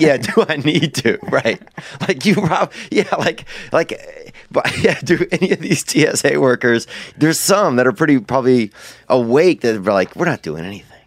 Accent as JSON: {"language": "English", "region": "the South", "country": "United States", "said": "I'm from the South"}